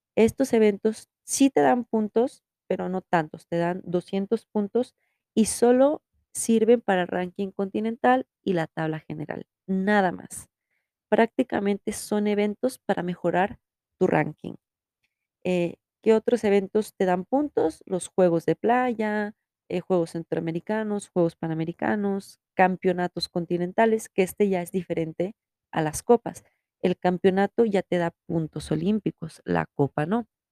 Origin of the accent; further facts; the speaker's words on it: Mexico; soy mexicana